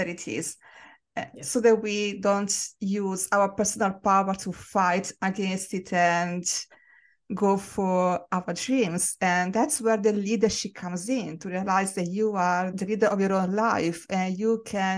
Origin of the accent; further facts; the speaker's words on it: Italy; moved away; I grew up in Italy, which is predominantly a white country.